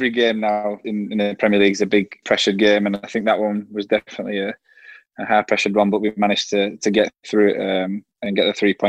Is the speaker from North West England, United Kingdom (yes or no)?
yes; Burnley, North West England, United Kingdom; accent: Burnley; my Burnley accent